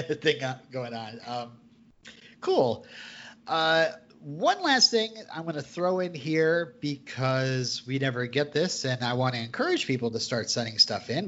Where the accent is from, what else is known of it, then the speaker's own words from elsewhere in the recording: Vermont, United States; I'm from Vermont.